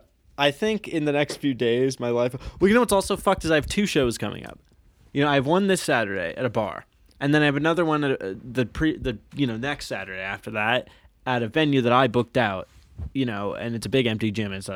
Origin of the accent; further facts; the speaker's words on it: Maynardville, Tennessee, United States; And maybe it's just because I grew up in Maynardville that he was kind of that guy first for me, that it's not weird.